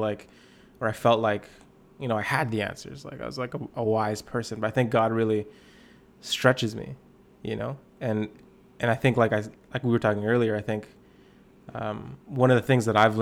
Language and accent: English; Lower Mainland, British Columbia, Canada; moved away as an adult; now in Kelowna, Canada; I'm from Lower Mainland. I kind of grew up there. I pastor in Kelowna, BC now.